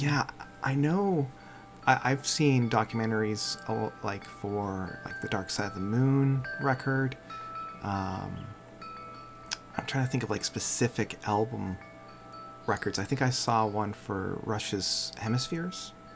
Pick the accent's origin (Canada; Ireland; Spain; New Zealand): Canada